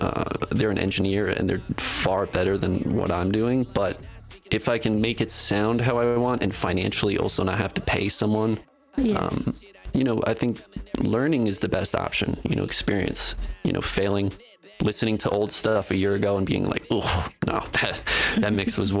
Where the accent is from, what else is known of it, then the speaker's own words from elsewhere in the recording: East Coast, United States; now in Denver, United States; I come from the East Coast